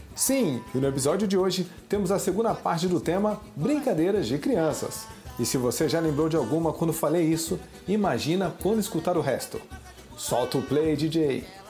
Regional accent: São Paulo, Brazil; also born or lived in Rio de Janeiro; eu meio que cresci em paralelo, tanto em São Paulo como no Rio

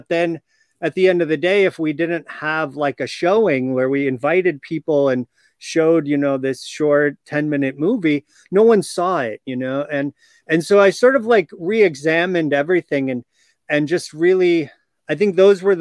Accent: Chicago, Illinois, United States; I grew up in Chicago area.

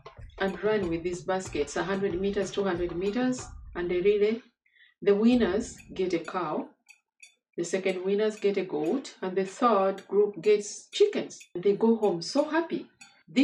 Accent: Uganda; I come from Uganda.

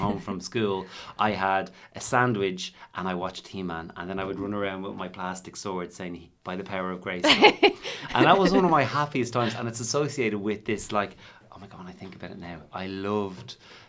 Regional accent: Dublin, Leinster, Ireland; we grew up in Dublin

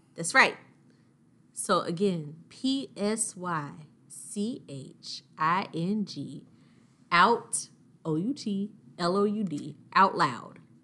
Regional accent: Augusta, Georgia, United States; I'm from Augusta

